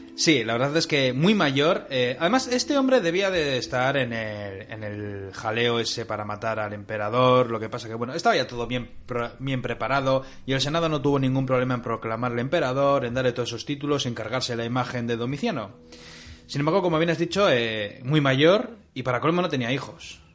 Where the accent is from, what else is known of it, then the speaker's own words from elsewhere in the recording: Bilbao, Basque Country, Spain; De Bilbao